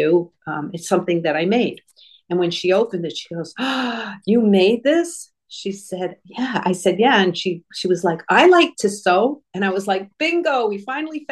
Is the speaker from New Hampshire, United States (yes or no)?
yes; New Hampshire, United States; moved away as an adult; also born or lived in Florida; I'm from New Hampshire